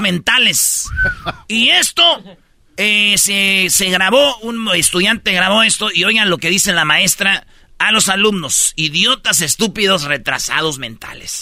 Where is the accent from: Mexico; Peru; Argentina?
Mexico; Jiquilpan, Michoacán; yo estaba en Jiquilpan, Michoacán, ahí donde yo nací